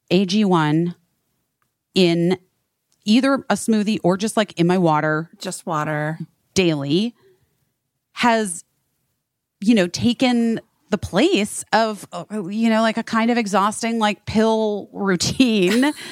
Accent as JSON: {"language": "English", "region": "Arizona", "country": "United States", "said": "we're both from Arizona."}